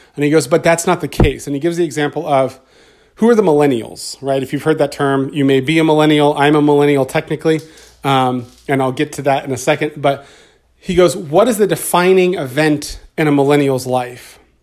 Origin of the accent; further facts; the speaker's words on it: United States; also born or lived in California; As an American citizen, as a citizen of California